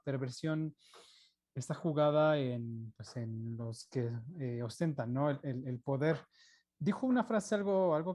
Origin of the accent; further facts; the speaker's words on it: Mexico; Como mexicano, el espíritu de, bueno, si bien vivimos y hemos vivido en dificultades económicas permanentemente